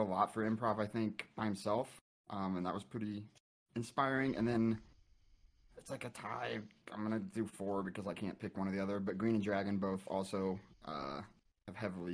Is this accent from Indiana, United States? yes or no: yes; Indiana, United States; moved away; I'm from Indiana originally, and so I lived in like the middle of nowhere